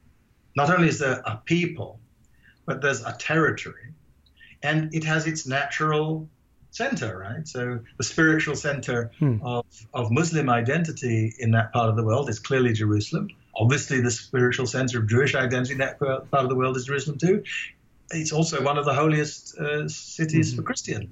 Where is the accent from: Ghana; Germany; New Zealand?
Ghana; also born or lived in England; now in United States; I grew up in Ghana